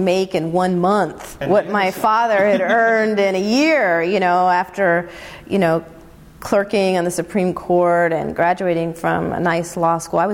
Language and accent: English; Chicago / small town in Illinois, United States; I was born in Chicago